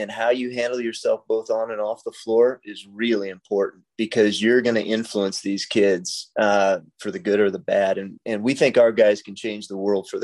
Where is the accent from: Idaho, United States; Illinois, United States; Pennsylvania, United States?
Illinois, United States; Freeport; also born or lived in Nebraska; I was born in Nebraska, but then grew up in Northern Illinois, just probably 15 miles south of the Wisconsin border. So my hometown was Freeport